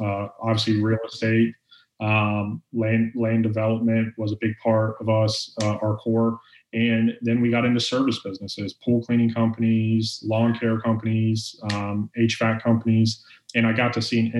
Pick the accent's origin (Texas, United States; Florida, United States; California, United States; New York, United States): Florida, United States; Orlando; born and raised in Orlando, Florida